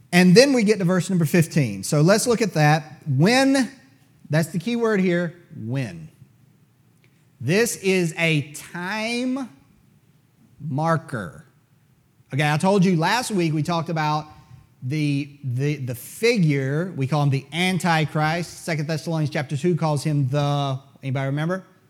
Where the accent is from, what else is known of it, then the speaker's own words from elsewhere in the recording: United States; as an American